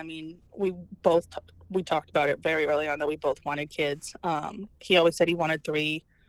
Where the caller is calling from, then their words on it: Millstadt, Illinois, United States; I'm calling you from Millstadt, Illinois. It's just outside of St. Louis, Missouri.